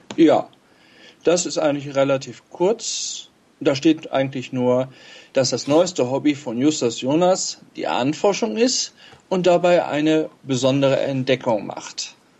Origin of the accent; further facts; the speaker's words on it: Steinhagen, North Rhine-Westphalia, Germany; ich bin ähm, aus Steinhagen bei Bielefeld